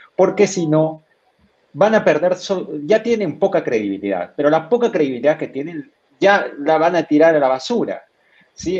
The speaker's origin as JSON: {"language": "Spanish", "country": "Peru", "said": "como peruano"}